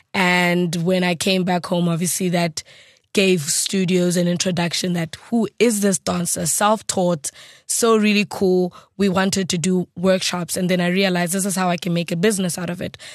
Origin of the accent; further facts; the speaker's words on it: South Africa; English is a second language; as a South African